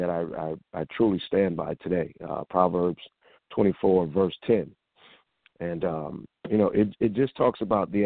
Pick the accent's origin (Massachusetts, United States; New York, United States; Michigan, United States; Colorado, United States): Massachusetts, United States; Springfield; moved away as an adult; now in Atlanta, United States; I hail from Springfield, Massachusetts, which is the birthplace of the famed game basketball